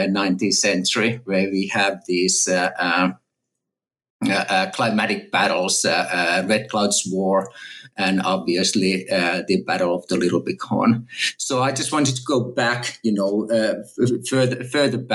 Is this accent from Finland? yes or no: yes; Finland; moved away as an adult; also born or lived in Texas, United States / California, United States; now in Oxford, United Kingdom; I'm a native Finn, and I grew up in Finland